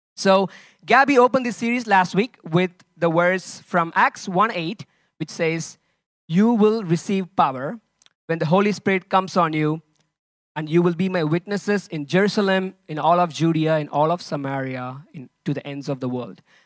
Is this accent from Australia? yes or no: no; India; now in Lisbon, Portugal; I'm originally from India